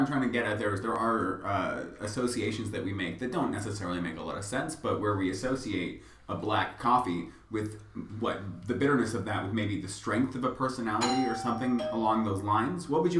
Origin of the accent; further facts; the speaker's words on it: Stratford, Ontario, Canada; I grew up in Stratford.